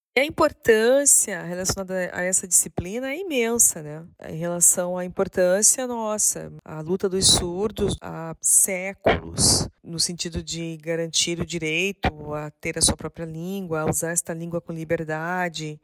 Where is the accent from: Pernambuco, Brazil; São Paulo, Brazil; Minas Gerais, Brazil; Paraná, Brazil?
Paraná, Brazil; now in Santa Catarina, Brazil; na minha cidade, na cidade de onde eu nasci, no Paraná